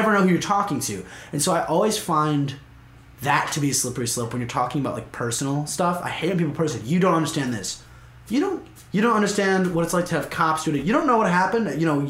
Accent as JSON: {"language": "English", "town": "White Plains", "region": "New York", "country": "United States", "said": "I'm from White Plains."}